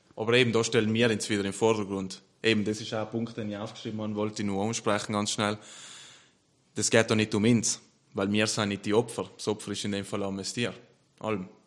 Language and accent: German; South Tyrol, Trentino-Alto Adige, Italy; ich bin stolz, Südtiroler zu sein